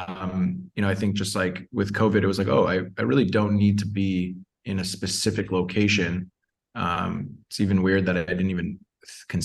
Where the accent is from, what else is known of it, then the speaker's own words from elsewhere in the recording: Toronto, Ontario, Canada; moved away as an adult; also born or lived in Mexico City / Costa Rica; now in Puerto Escondido, Mexico; I'm from Toronto. Grew up just north of the city.